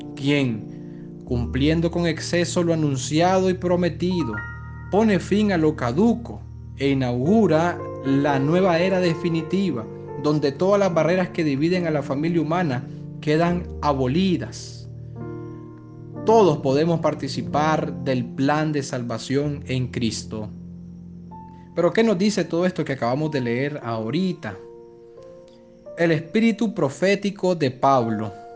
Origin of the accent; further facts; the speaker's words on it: Nicaragua; podemos dar como nicaragüenses